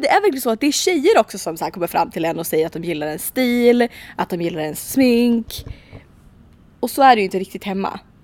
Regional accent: Sweden; hemma i Sverige

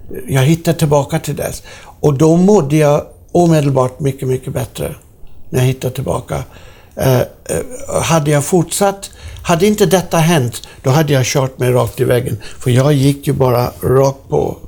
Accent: Sweden; jag är från Sverige

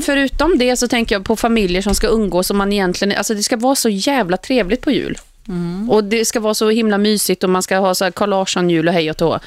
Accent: Uddevalla, Västra Götaland, Sweden; moved away as an adult; now in Stockholm, Sweden; min hemstad

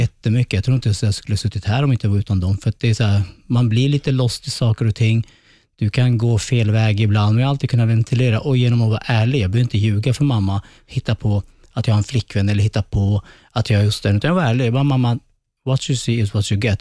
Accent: Sweden; Sverige som är ett fantastiskt land där jag är född

